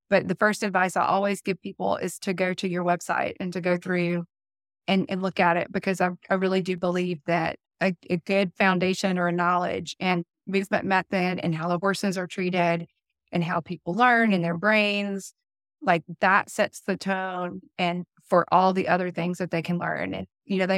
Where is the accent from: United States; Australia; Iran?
United States; the South; accent: southern; I know my southern accent comes out the Red Barn